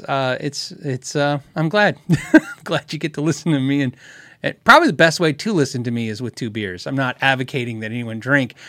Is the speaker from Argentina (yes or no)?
no; Tucson, Arizona, United States; moved away; I grew up in Tucson